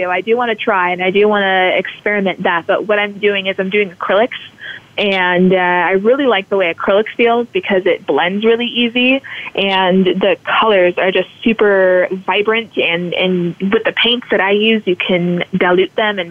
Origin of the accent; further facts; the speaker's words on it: California, United States; I grew up in California. I was born there